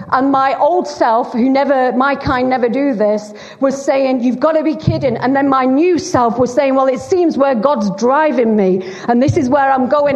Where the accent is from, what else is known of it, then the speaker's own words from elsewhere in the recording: Bolton, North West England, United Kingdom; accent: Lancashire; moved away as an adult; now in Wales, United Kingdom; I was raised in uh, a, on a council estate in, in Bolton, in Greater Manchester, Lancashire